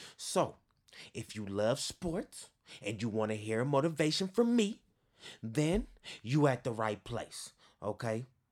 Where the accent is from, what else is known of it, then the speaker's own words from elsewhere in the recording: East Bay, Northern California, United States; also born or lived in Berkeley / Oakland / Alameda / Hayward; I'm from the East Bay, born and raised. If you don't know where that is, that's in Northern California.